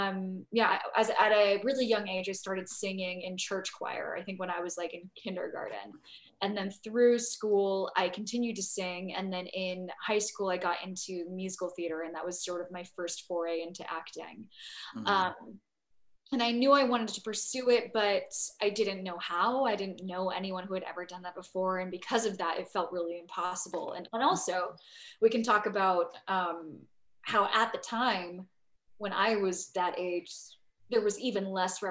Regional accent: San Diego, California, United States; I grew up in San Diego

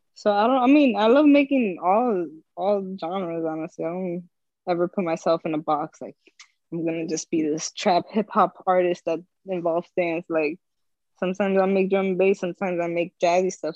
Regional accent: Union City, New Jersey, United States; I'm from Union City, New Jersey. Okay. Uh, I grew up grew up there. I'm still here.

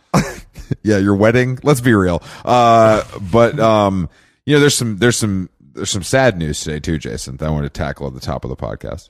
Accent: Atlanta, Georgia, United States; my hometown of Atlanta, Georgia

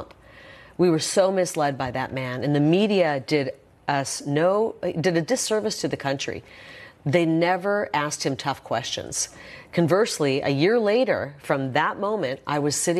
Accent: Iowa, United States; I grew up in Iowa.

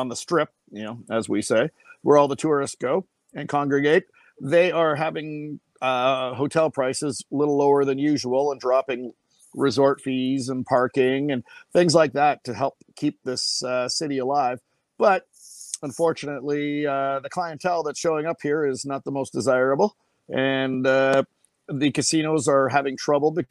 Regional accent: Winnipeg, Manitoba, Canada; moved away as an adult; also born or lived in Jacksonville Beach, Florida; now in Henderson, United States; I'm originally from Winnipeg, Manitoba, Canada

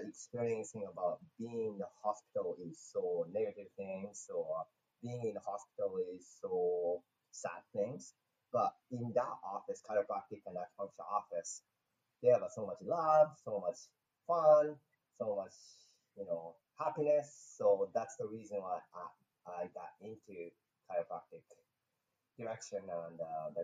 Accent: Japan; English is a second language; moved away as an adult; also born or lived in Los Angeles, United States; now in Hawaii, United States; I came to the States from Japan to become a professional boxer

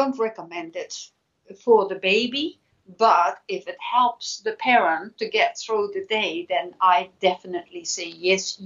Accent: Netherlands; now in New Zealand; I know what happens in my home country, the Netherlands.

